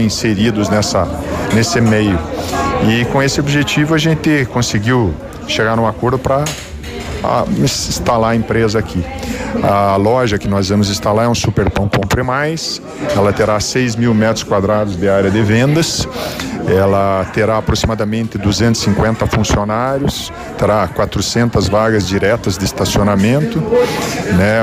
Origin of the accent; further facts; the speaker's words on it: Paraná, Brazil; Como somos paranaenses, estamos próximos aqui